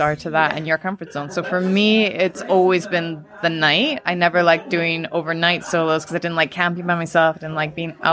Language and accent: English; Calgary, Alberta, Canada; I was lucky enough to grow up in the Canadian Rockies